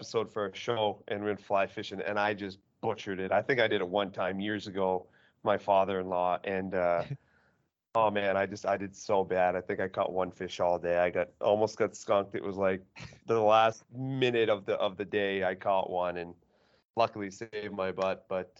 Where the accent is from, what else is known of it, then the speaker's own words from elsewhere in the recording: Eastern Canada, Canada; now in Boston, United States; I'm from Eastern Canada and being in Boston, you know, we don't have big mountains.